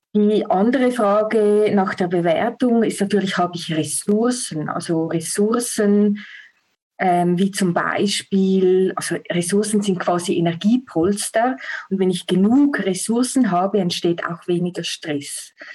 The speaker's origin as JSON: {"language": "German", "country": "Switzerland", "said": "Ich komme aus der Schweiz"}